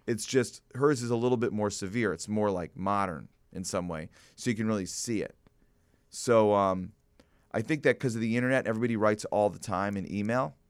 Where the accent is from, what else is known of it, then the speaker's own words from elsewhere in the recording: Glencoe, Illinois, United States; as a young person growing up in Glencoe